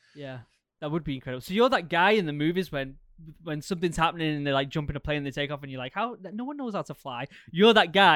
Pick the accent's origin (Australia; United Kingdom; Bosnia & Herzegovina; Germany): United Kingdom; England; now in Maine, United States; growing up in England